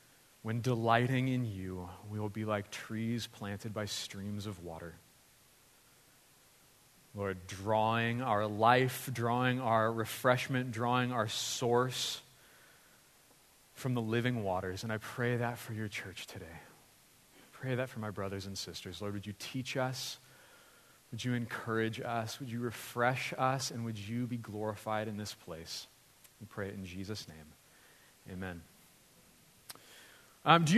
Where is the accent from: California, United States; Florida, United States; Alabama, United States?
California, United States; Lompoc; moved away as an adult; also born or lived in Santa Barbara, California; now in Los Angeles, United States; my parents moved to Lompoc, where I grew up, and I ended up going to Lompoc High School